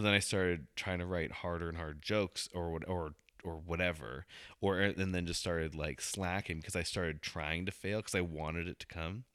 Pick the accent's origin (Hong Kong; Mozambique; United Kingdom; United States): Hong Kong; I'm Asian too. I can say that. I was born in Hong Kong